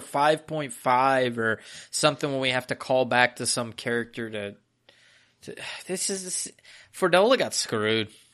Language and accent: English; United States; I'm an American